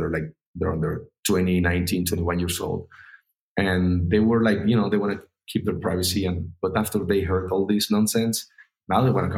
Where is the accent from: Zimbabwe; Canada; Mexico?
Mexico; I'm from Mexico